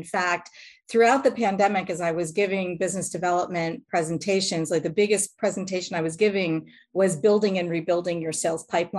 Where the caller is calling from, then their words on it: Lauderdale-by-the-Sea, Florida, United States; Today, I'm in Lauderdale by the Sea, Florida.